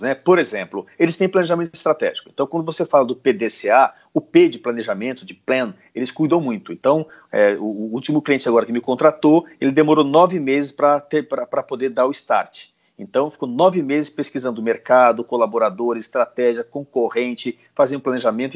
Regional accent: Brazil; somos nós, brasileiros, latinos

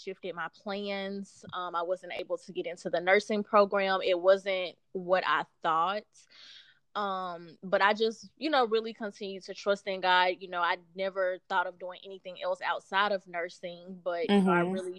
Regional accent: Chattanooga, Tennessee, United States; moved away as an adult; also born or lived in Murfreesboro, Tennessee; now in Nashville, United States; So I was born and raised in Chattanooga, grew up there, went to school there and everything

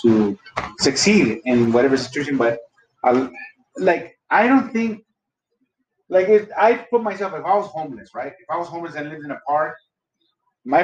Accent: Los Angeles, California, United States; also born or lived in Echo Park, Los Angeles; originally, I grew up in East Hollywood

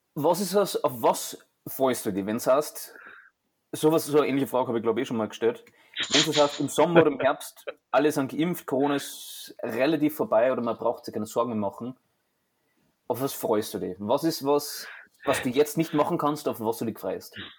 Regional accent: Austria; bei uns in Österreich

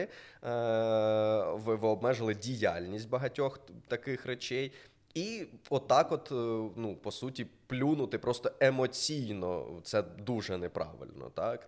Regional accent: Mykolaiv, Mykolaiv Oblast, Ukraine; я з Миколаєва

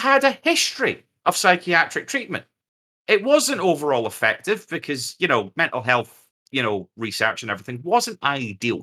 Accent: United Kingdom; We're also British

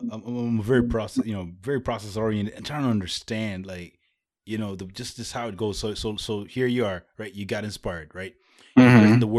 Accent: Rwanda; also born or lived in East Africa; I'm from the center part of Africa. I'm from Rwanda, but you know, grew up in East Africa as well.

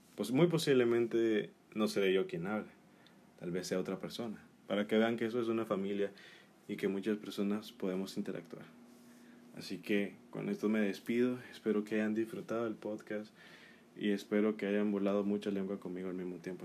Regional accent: Nicaragua; en mi país de Nicaragua

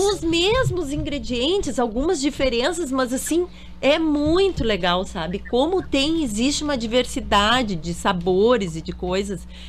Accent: Porto Alegre, Rio Grande do Sul, Brazil; moved away; eu sou de Porto Alegre

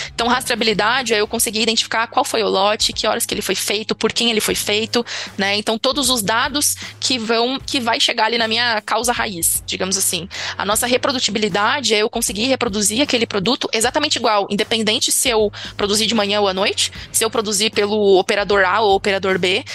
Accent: Brazil; como brasileiro

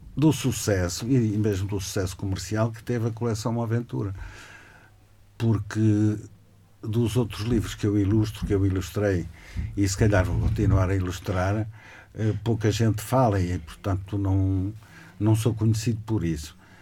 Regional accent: Portugal; now in Braga, Portugal; eu vivo em Braga há bastantes anos, nasci em Alvar

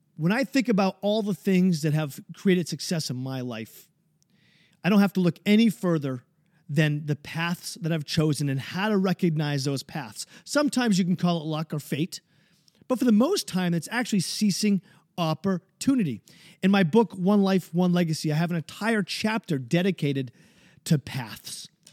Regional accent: New Hampshire, United States; my home state of New Hampshire

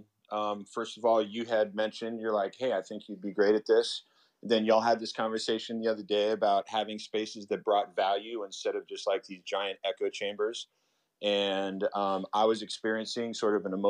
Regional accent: Atlanta, Georgia, United States; now in Los Angeles, United States; Growing up in Atlanta

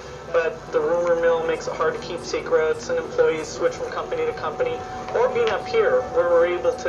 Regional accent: Seattle, Washington, United States; I grew up in Seattle

